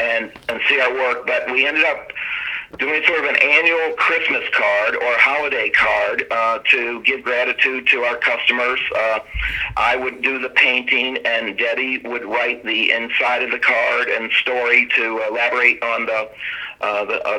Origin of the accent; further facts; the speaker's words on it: Cleveland, Ohio, United States; also born or lived in Virginia; I was born in Virginia, raised on a small farm, got to move to Cleveland, Fairview Park, Ohio, when I was in the fifth grade, and sort of grew up in the inner city suburb kid